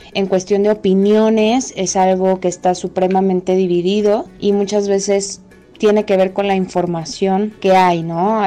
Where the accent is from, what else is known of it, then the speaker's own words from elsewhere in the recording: Mexico; tengo 27 años y soy de México